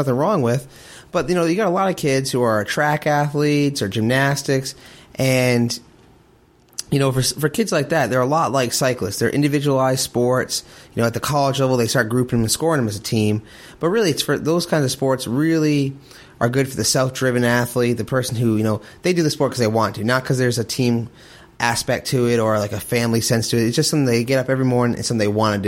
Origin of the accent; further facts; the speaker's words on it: Rhode Island, United States; now in Kentucky, United States; I'm originally from Rhode Island.